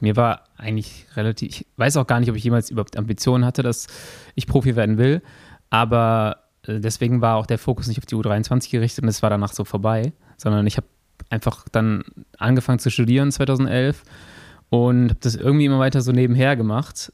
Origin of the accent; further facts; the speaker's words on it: Germany; Ich komme aus Ports